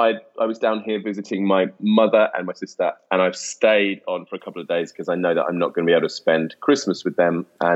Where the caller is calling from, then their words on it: South East England, United Kingdom; I'm calling from the Kent coast. I'm down in a little village quite near Folkestone in Kent, which is where my family live.